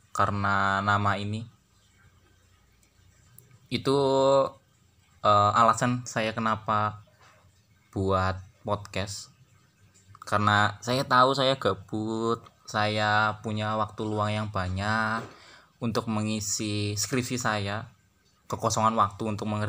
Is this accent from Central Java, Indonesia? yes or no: yes; Purwokerto, Central Java, Indonesia; Saya orang Purwokerto dan saat ini sedang menempuh kuliah di salah satu universitas di kota Purwokerto.